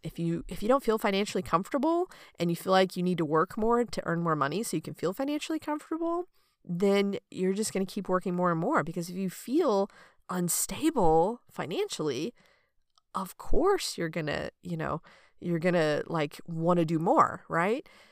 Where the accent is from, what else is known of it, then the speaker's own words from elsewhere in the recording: United States; growing up in America